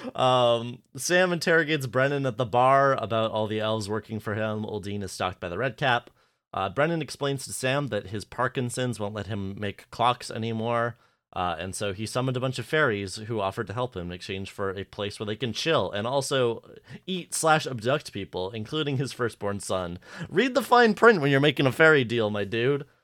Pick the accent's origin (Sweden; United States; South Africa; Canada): Canada; I'm just Canadian